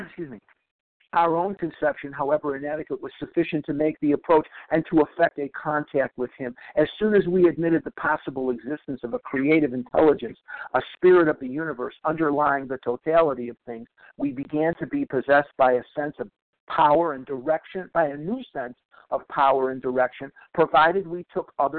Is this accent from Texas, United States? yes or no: no; Chicago, Illinois, United States; now in Scottsdale, United States; I live in Scottsdale, Arizona now, but I was born and raised in Chicago, Illinois.